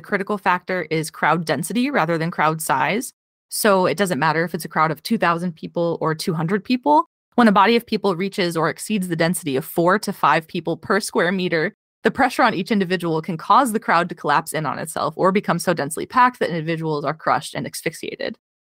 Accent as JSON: {"language": "English", "region": "Indiana", "country": "United States", "tie": "born or raised there", "said": "I grew up in Indiana."}